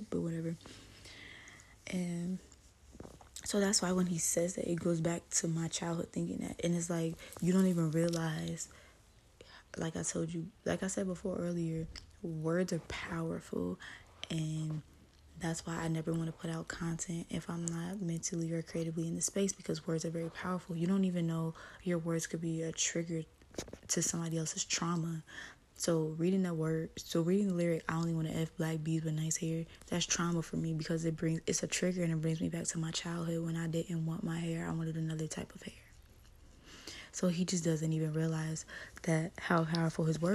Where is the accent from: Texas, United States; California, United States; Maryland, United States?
California, United States; Los Angeles; I grew up in Watts, California